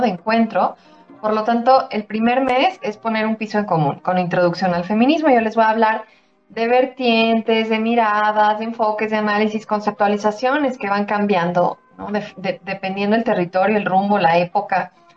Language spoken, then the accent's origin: Spanish; Mexico; soy mexicana